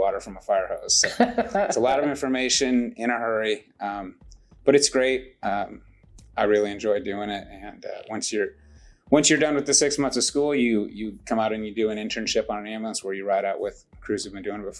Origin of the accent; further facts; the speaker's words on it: Northern Illinois, United States; now in Irving, United States; Grew up in Northern Illinois.